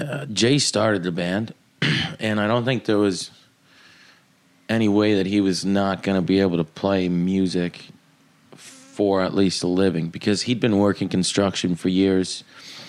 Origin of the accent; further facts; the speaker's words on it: Odessa, Ontario, Canada; I grew up in Odessa. There's 600 people there. That was one of the main stations in that area. It's like 15 minutes outside of Kingston.